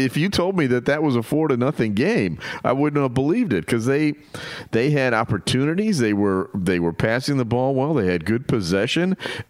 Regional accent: United States; as an American

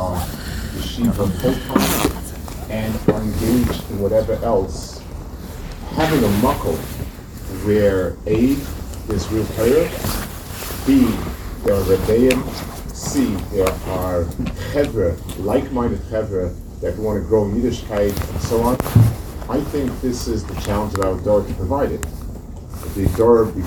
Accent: United States; as an American

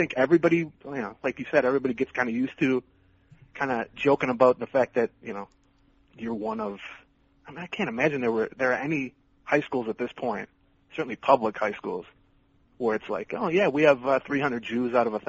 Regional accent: St. Paul, Minnesota, United States; I grew up in St. Paul, which is, you know, not a bad neighborhood or anything

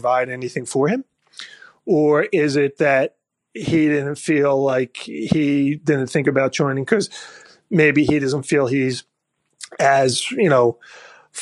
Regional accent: Philadelphia, Pennsylvania, United States; moved away; I'm from Philadelphia originally

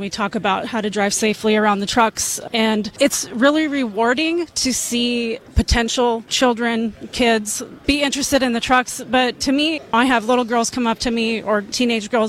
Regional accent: Rock Springs, Wyoming, United States; I grew up in Rock Springs, Wyoming, so that's off of I-80.

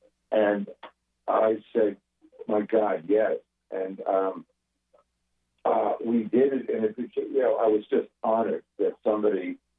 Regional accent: Long Island, New York, United States; I'm a Jew from Long Island.

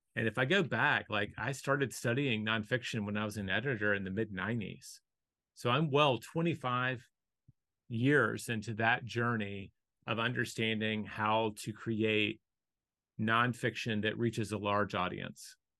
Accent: the South, United States; I was born in the South the odds that I was going to be Hindu were incredibly slim

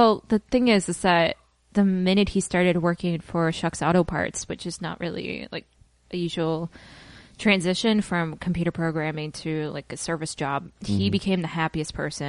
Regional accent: Tualatin, Oregon, United States; I actually grew up in Tualatin, Oregon, which is a suburb of the Portland area. And to be perfectly honest, it's a very boring town, but a great place to raise children.

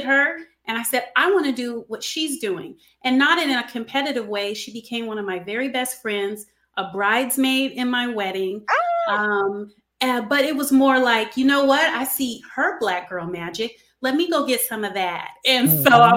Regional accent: Los Angeles, California, United States; I was born in Los Angeles, California

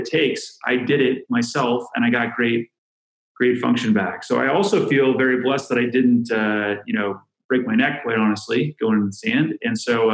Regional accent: San Diego, California, United States; now in Chicago, United States; I'm from San Diego, California. I grew up doing playing water polo and surfing

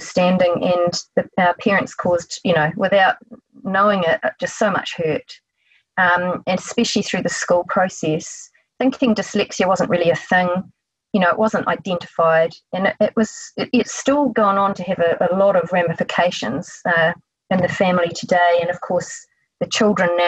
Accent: New Zealand; accent: Kiwi; from my accent, you know that I'm a Kiwi from New Zealand.

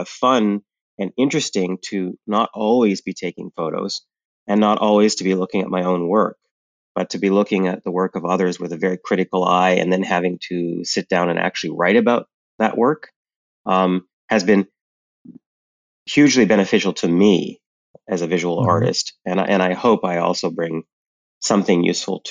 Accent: Canada; moved away as an adult; also born or lived in Montreal, Canada; now in New York City, United States; I'm Canadian. I lived in Montreal for a long time

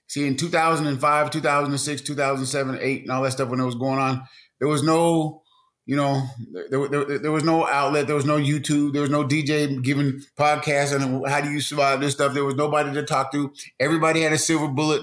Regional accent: Seattle, Washington, United States; I'm actually from the Seattle, Washington area.

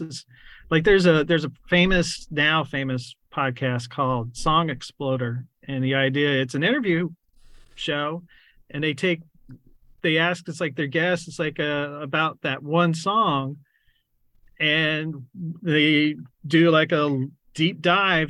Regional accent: San Antonio, Texas, United States; also born or lived in New Braunfels, Texas; now in Austin, United States; I grew up really in New Braunfels and San Antonio

